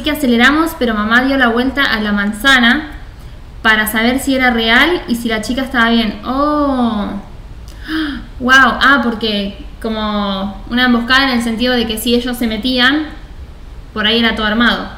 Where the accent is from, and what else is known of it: Buenos Aires, Argentina; born or raised there